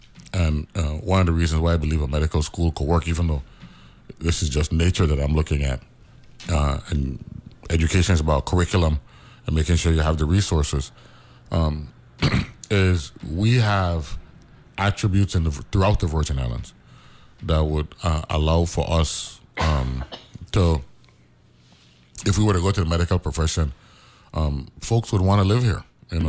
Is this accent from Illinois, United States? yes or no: no; New York, United States; born there; I was born in New York, you know what I'm saying?